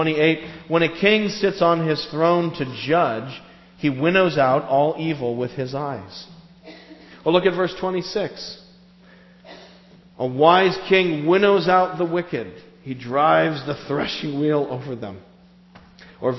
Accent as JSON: {"language": "English", "country": "United States", "said": "We're Americans"}